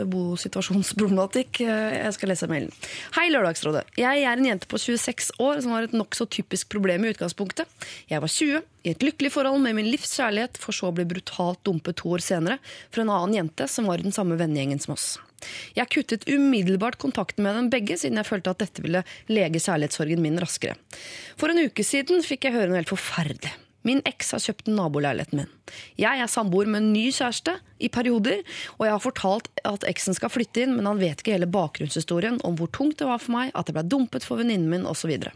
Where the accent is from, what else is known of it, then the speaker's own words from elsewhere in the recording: Oslo, Norway; jeg vokste opp på Lilletøyen Hageby. Jeg flytta da jeg var ti, da, ikke sant?